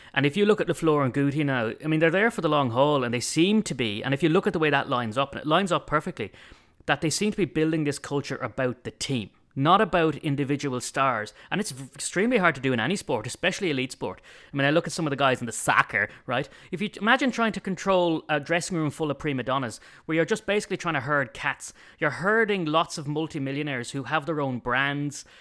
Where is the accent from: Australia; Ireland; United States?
Ireland; being Irish